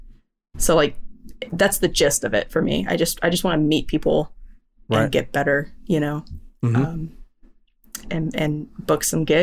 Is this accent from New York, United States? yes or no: no; near Lubbock, West Texas, United States; I grew up near Lubbock, which is like West Texas.